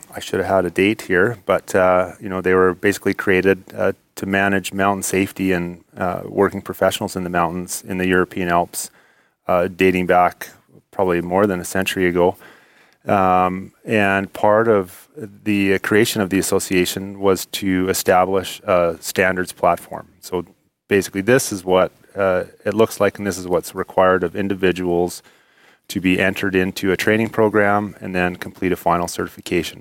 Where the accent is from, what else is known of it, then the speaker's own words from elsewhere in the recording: Spruce Grove, Alberta, Canada; I grew up in, uh, Spruce Grove